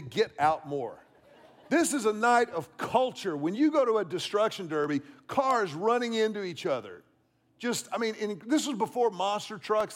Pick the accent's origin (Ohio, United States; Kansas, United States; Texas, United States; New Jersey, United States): Texas, United States; Houston; When I was a child growing up in Houston